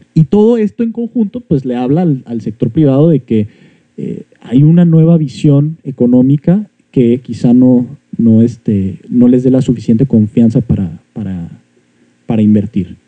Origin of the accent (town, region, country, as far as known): Mexico